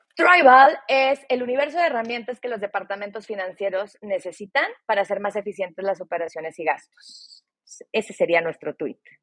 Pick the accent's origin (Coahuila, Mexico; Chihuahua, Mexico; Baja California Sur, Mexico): Coahuila, Mexico; Torreón; estuve en el TEC de Monterrey, en Torreón, de donde yo soy